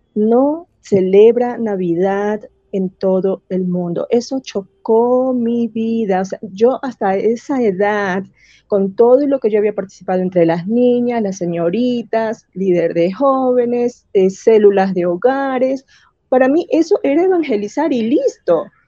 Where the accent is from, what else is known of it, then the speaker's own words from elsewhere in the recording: Guayaquil, Guayas, Ecuador; first language Spanish; moved away as an adult; also born or lived in Middle East; en mi ciudad, yo soy de Guayaquil